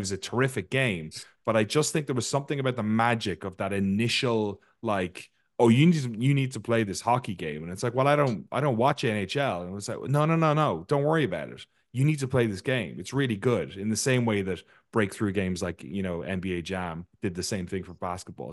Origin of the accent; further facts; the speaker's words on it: Ireland; I grew up in Ireland where we grew, we grew up playing a game called hurling